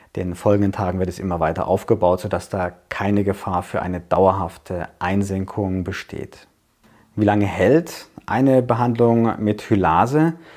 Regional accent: Germany; bei uns in Deutschland

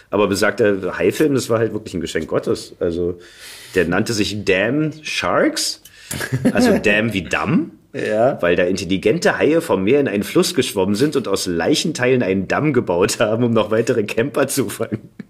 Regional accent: Berlin, Germany; accent: Berlin; weil Berlinern ist für mich auch so ein Gefühl von Heimat.

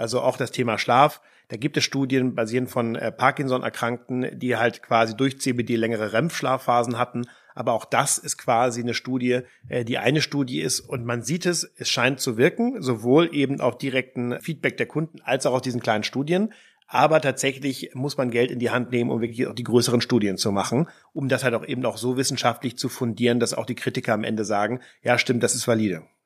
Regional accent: the North, Schleswig-Holstein, Germany; Heide Simonis, das war die Ministerpräsidentin bei uns im Norden

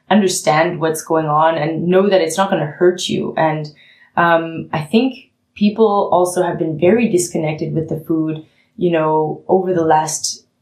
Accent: Canada; now in Germany; I mean, I'm the Canadian with a German uh, Nachbarn, coincidentally, but I'm a Canadian who's come

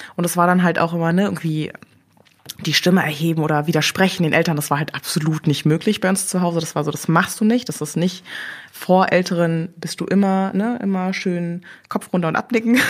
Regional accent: Berlin, Germany; also born or lived in Korea; ich bin im Wedding groß geworden

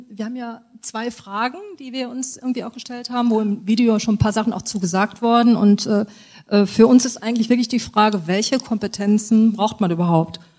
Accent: Düsseldorf, North Rhine-Westphalia, Germany; ich komme aus Düsseldorf.

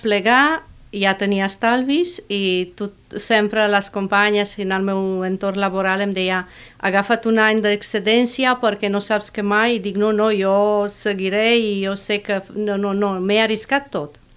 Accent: Romania; Catalan is a second language; moved away as an adult; also born or lived in Catalonia; now in Reus, Spain; Soc nouvinguda, soc d'origen romanès.

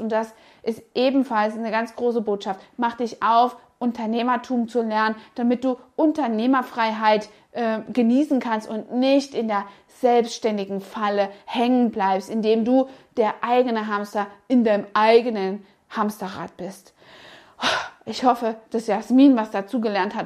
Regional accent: Saxony, Germany; moved away; der charmante sächsische Dialekt, der mich stark an meine Heimat erinnerte

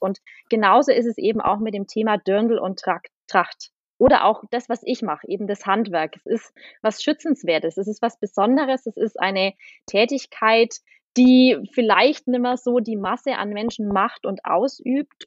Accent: Aurach, Bavaria, Germany; Ich komme aus Aurach, das ist in der Nähe von Ansbach

